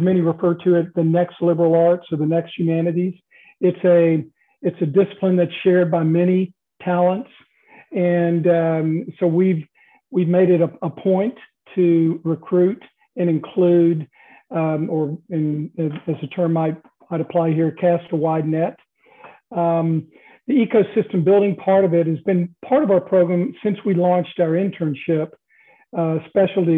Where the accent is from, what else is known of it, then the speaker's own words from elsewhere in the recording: the South, United States; now in Midwest, United States; someone who was born and raised in the South